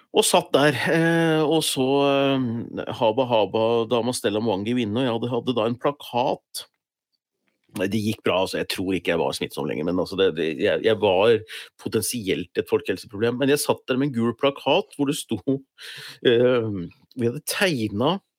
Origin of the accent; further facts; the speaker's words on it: Gjøvik, Innlandet, Norway; jeg kom jo fra Hunndalen